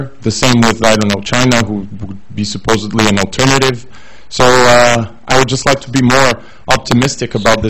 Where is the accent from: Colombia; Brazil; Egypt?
Brazil; now in London, United Kingdom; from Brazil.